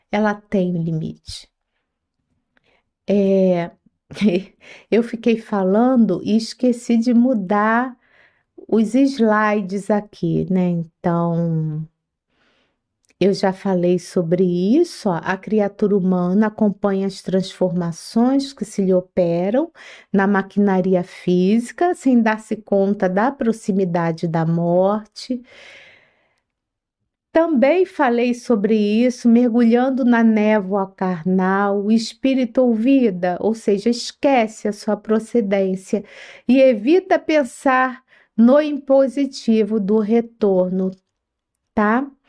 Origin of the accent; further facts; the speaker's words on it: Rio de Janeiro, Brazil; now in São Paulo, Brazil; Aqui em São Paulo, o dia da feijoada é na quarta-feira. Eu vim do Rio de Janeiro, lá era na sexta-feira